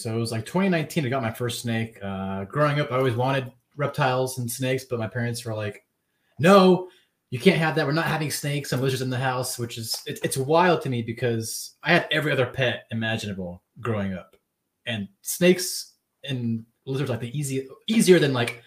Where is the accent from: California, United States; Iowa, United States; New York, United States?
California, United States; I grew up playing hockey in California